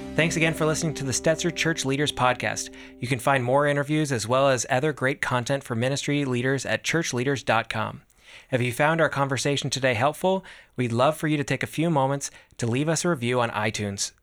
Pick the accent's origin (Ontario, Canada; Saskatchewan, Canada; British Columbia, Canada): Ontario, Canada; Toronto; I'm from Toronto, Oh, Canada.